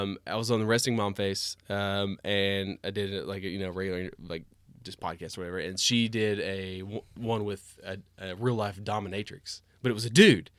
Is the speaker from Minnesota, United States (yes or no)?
no; Cookeville, Tennessee, United States; also born or lived in Knoxville; Christina and I grew up in Cookeville